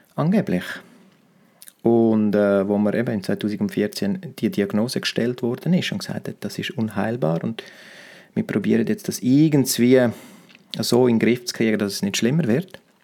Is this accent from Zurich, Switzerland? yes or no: no; Romansh, Graubünden, Switzerland; first language Romansh; German is a second language; meiner Muttersprache Romanisch